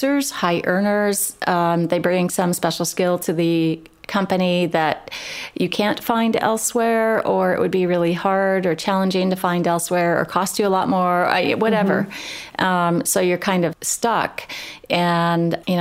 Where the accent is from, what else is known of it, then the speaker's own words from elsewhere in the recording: Midwest, United States; I grew up in the Midwest as well, and small town of, 1,100 people